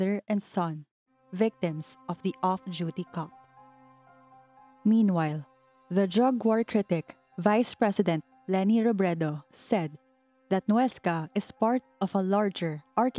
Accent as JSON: {"language": "English", "country": "Philippines", "said": "As Filipino citizens"}